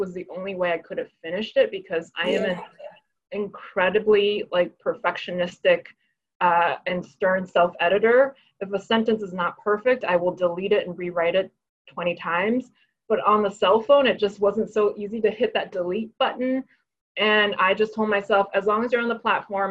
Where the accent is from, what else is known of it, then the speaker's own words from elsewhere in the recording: New York City, New York, United States; English is a second language; also born or lived in Hebei, China; I grew up undocumented in New York City. My parents and I moved here at age seven, when I was age seven, not my parents